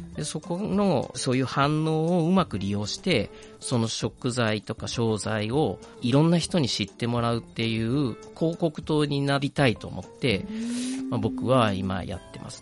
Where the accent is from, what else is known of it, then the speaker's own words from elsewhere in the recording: Shimanto, Kochi, Japan; moved away as an adult; also born or lived in Osaka / Tokyo; now in Uwajima, Japan; 僕の地元ってあの高知県なんですけどちょっと西の方で今でいう四万十町って呼ばれるとこなんです。